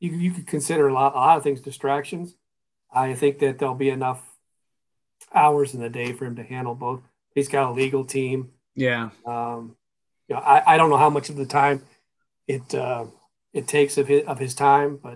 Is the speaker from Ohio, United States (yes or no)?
yes; Ohio, United States; moved away as an adult; now in Minnesota, United States; I'm from Ohio